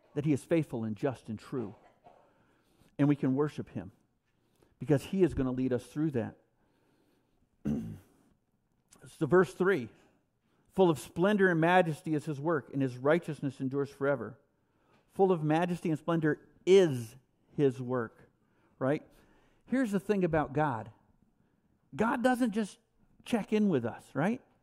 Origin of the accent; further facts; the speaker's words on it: New York, United States; I'm a New Yorker